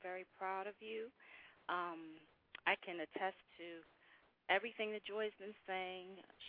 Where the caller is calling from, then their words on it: Charlotte, North Carolina, United States; I'm calling from Charlotte, North Carolina.